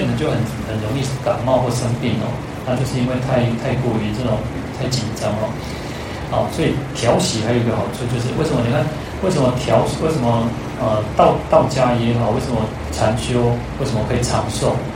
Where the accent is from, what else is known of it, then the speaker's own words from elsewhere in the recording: Taiwan; 我这边讲说台语